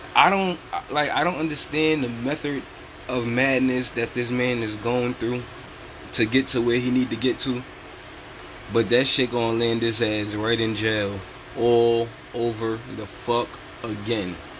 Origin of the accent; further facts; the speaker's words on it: New York, United States; I'm from New York